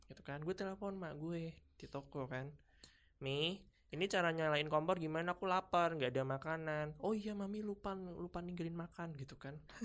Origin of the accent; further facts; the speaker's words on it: Semarang, Central Java, Indonesia; aku asal Semarang